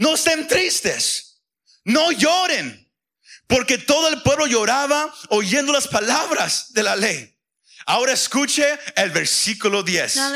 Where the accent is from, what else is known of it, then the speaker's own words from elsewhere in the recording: Mexico; Como somos mexicanos, serían lágrimas de cocodrilo.